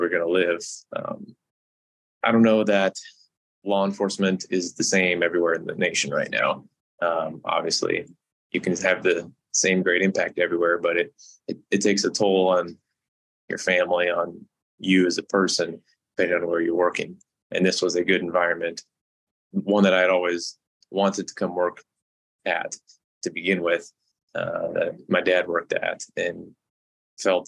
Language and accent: English; Kearney, Nebraska, United States; my hometown